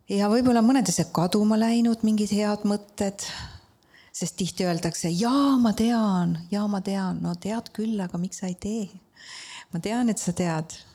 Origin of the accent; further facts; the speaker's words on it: Estonia; mina olen, nagu ma armastan öelda, maalt ja hobusega Tammiku külast